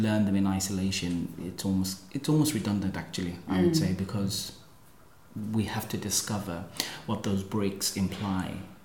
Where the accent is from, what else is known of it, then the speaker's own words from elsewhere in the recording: South Africa; being South African myself